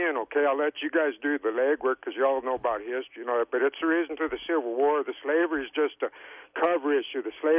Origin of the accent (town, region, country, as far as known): Elgin, Arizona, United States; born or raised there